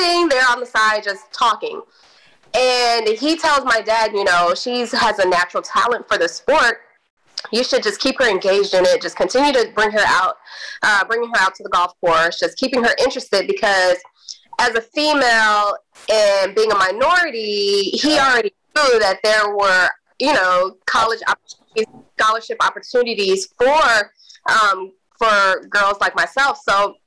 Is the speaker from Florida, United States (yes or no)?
no; Missouri City, Texas, United States; also born or lived in Houston, Texas; I grew up in Houston, Missouri, by way of Missouri City